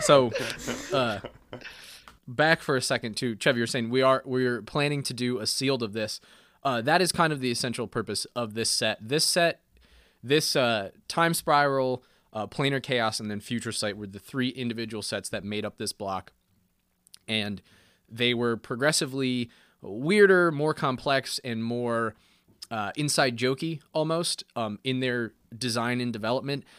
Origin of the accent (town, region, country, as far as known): United States